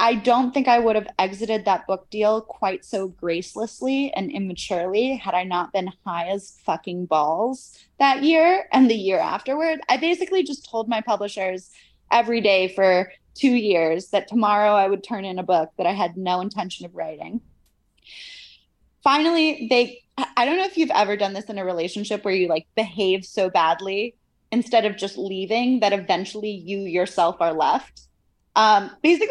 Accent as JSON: {"language": "English", "country": "United States", "also_born_or_lived": "Cambridge, United Kingdom", "moved": "as an adult", "said": "my life at Cambridge as this American undergrad at this old British university"}